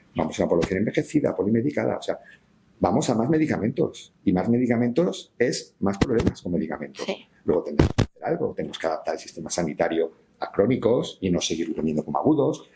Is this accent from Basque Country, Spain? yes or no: no; Valencian Community, Spain; soy valenciano